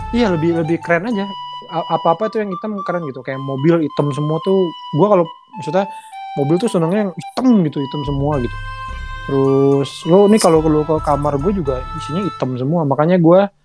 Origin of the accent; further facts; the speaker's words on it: Bekasi, West Java, Indonesia; also born or lived in Jakarta; lahir di Jakarta gede di Bekasi